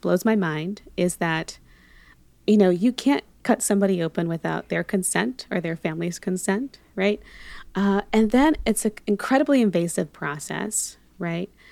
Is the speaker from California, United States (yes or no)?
yes; Monterey, California, United States; also born or lived in Panama / Los Angeles; I am originally born in Panama, but grew up in California most of my life. Um, so Bay Area, Monterey